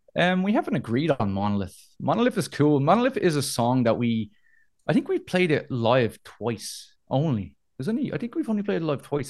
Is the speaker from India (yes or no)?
no; Dublin, Leinster, Ireland; I'm an Irish boy. I'm Dublin